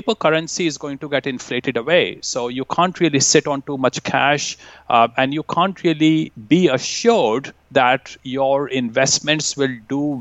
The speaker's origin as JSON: {"language": "English", "country": "India", "tie": "born or raised there", "moved": "yes", "lives_now": "Vancouver, Canada", "said": "I grew up in India"}